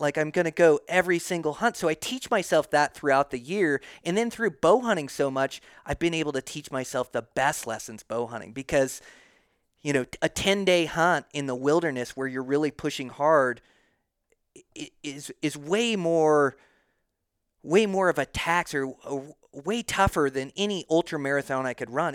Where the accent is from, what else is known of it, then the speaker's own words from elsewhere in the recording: Montana, United States; now in Idaho, United States; Montana's my home state.